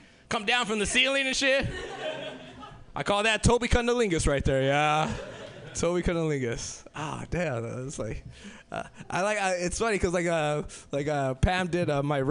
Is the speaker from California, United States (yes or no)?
yes; Los Angeles, California, United States; I'm originally from South Central L.A.